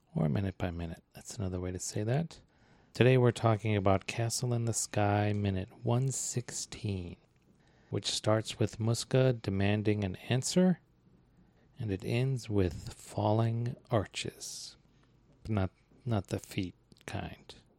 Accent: United States; accent: American; my American accent

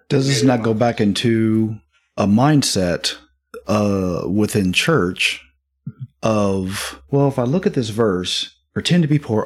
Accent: Midwest, United States; born or raised there; moved away

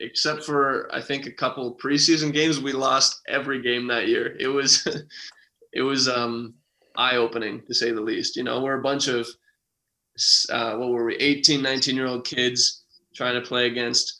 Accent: outside of North Bay, Ontario, Canada; I didn't even grow up in North Bay. I grew up outside of North Bay

